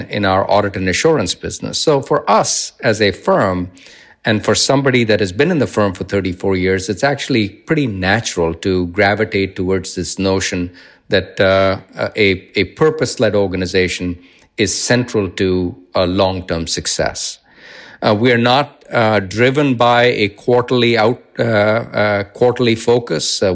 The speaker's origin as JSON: {"language": "English", "country": "India", "tie": "born or raised there", "moved": "yes", "said": "When I was growing up in India"}